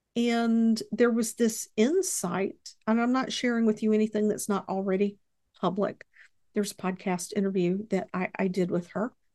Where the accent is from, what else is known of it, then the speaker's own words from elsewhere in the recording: Mississippi, United States; also born or lived in Texas; I was born in Texas, they ended up here in Mississippi